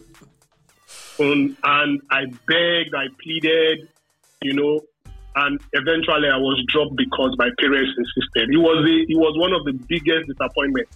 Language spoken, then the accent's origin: English; Lagos, Nigeria; also born or lived in Ibadan; growing up in Lagos, I grew up in Antony Village